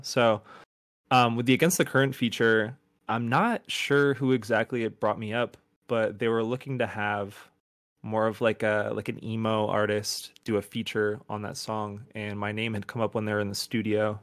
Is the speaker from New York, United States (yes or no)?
yes; outside of Buffalo, upstate New York, United States; I grew up in upstate New York, like, outside of Buffalo